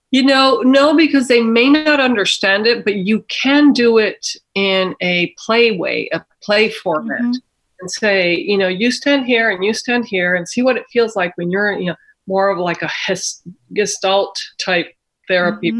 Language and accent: English; Mexico; moved away; I was born and raised in Mexico myself